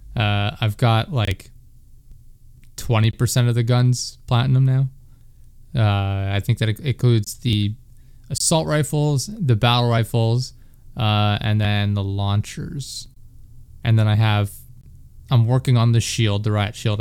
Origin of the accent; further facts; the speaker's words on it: Pennsylvania, United States; I'm from Pennsylvania